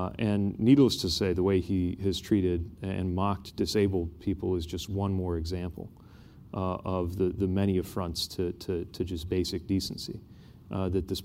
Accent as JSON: {"language": "English", "region": "Indiana", "country": "United States", "said": "I'm from Indiana."}